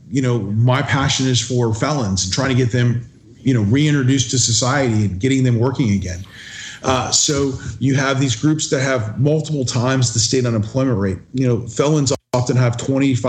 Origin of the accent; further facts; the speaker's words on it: Florida, United States; I was born and raised in Florida.